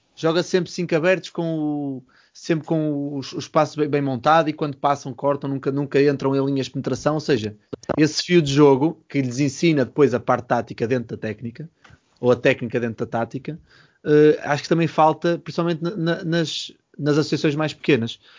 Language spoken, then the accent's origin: Portuguese; Porto, Norte, Portugal; moved away; eu venho do Porto